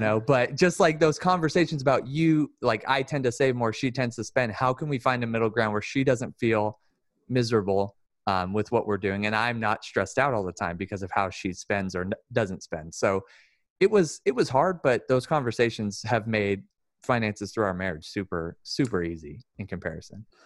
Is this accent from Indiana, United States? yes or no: no; Sacramento, California, United States; also born or lived in Lodi; I grew up in South Sac